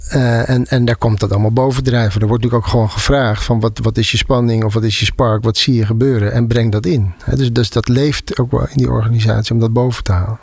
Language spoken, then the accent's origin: Dutch; Zeeland, Netherlands; Ik kom uit Zeeland, uh, Bijbelbelt.